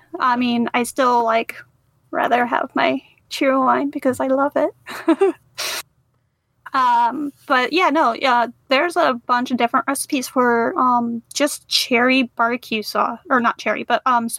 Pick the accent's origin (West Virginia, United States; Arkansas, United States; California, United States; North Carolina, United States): North Carolina, United States; now in Florida, United States; I currently live in Florida and Zach is in South Carolina. Yeah. So I am missing some things from home and we're both from North Carolina.